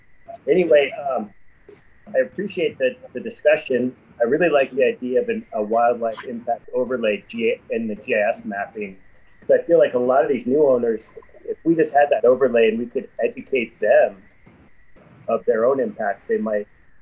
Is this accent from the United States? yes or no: yes; Steamboat Springs, Colorado, United States; having been born and raised in Steamboat